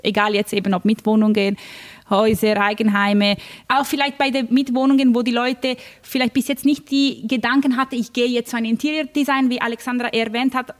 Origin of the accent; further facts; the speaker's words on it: Milan, Lombardy, Italy; moved away; Ich komme eben aus Mailand